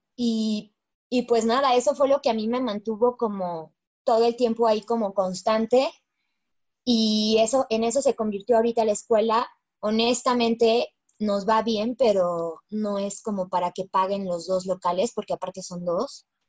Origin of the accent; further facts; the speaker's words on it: Mexico; mi sueño como mexicana bailarina